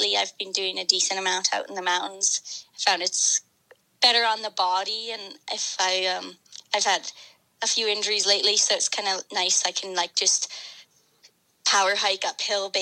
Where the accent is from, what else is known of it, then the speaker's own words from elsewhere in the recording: Canada; also born or lived in Alberta; Well, I'm from Canada. I live in the West, in the province of Alberta.